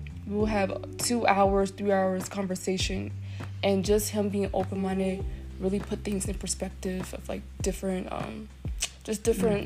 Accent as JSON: {"language": "English", "town": "Chester", "region": "Virginia", "country": "United States", "said": "I'm from Chester, Virginia."}